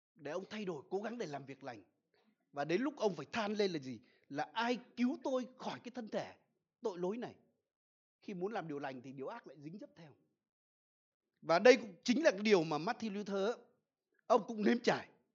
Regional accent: Vietnam; ở quê tôi là gần sông đáy

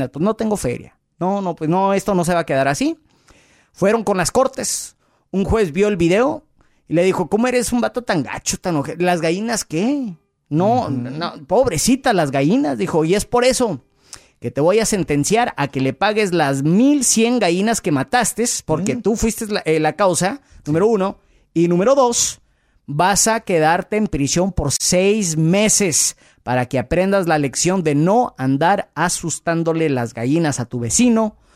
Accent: Mexico; Y que Donald Trump no está tan fácil de doblegar, sino porque somos mexicanos a la vez.

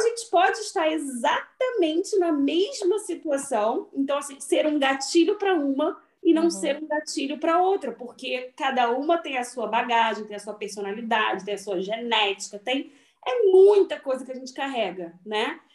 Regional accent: Rio de Janeiro, Brazil; moved away; eu e a Aline somos do Rio de Janeiro

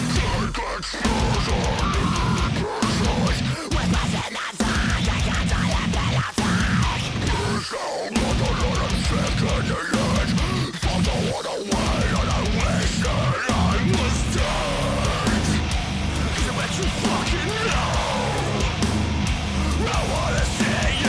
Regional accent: Boston, Massachusetts, United States; accent: Boston; my Boston accent

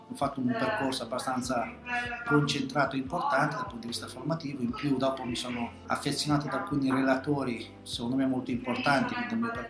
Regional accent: Pergola, Marche, Italy; accent: Pergola; io sono di Pergola, ecco, originario. Sì. Ancora un accento fortemente pergoloide, così lo

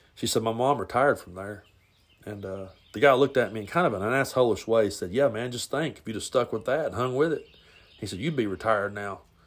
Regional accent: the South, United States; growing up in the South, being a Southern boy

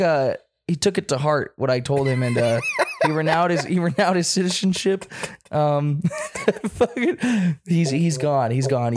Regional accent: United States; I'm an American too

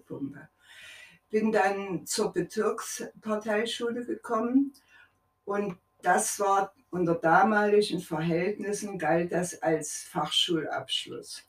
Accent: Leipzig, Saxony, Germany; Ich bin in Leipzig geboren, mitten im Krieg

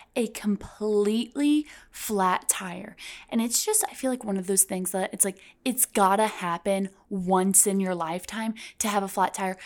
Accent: Midwest, United States; I'm from the Midwest

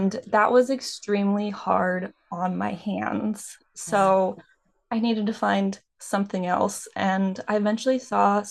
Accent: Redding, California, United States; now in Southern California, United States; I grew up in a very small town that had a lot of Western influence

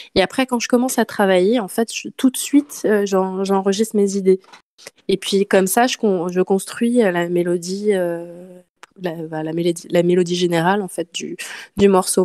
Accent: Nantes, Pays de la Loire, France; moved away as an adult; now in Marseille, France; je, suis euh, de Nantes, donc je me suis installée à Marseille il y a quelques années

